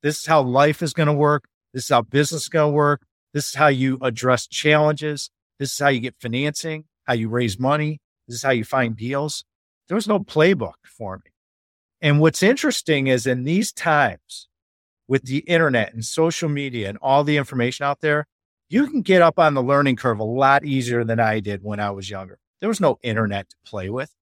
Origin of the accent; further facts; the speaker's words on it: Chicago, Illinois, United States; moved away as an adult; now in Laguna, United States; I was born and raised in Chicago